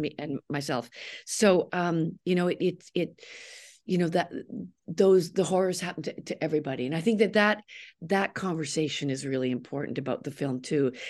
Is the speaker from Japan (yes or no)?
no; Canada; I'm a Canadian